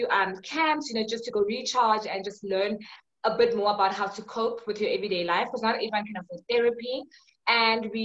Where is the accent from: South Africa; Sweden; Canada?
South Africa; Johannesburg, Gauteng; I'm from South Africa, Johannesburg